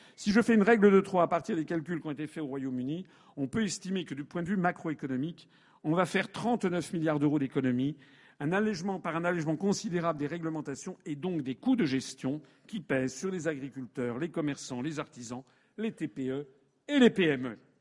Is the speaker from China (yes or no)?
no; France; je suis français, je suis marié, j'ai des enfants